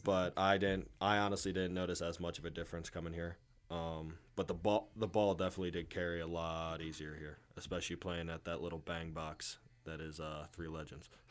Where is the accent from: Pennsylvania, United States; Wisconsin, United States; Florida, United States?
Pennsylvania, United States; Moscow; I'm from Moscow, Pennsylvania